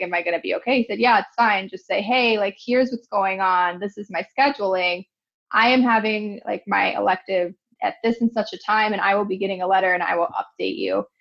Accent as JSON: {"language": "English", "town": "Cleveland", "region": "Ohio", "country": "United States", "tie": "born or raised there", "also_born_or_lived": "Grand Rapids, Michigan / Grenada", "moved": "as an adult", "lives_now": "Kansas City, United States", "said": "I am originally from Cleveland, Ohio. I grew up there, into high school there."}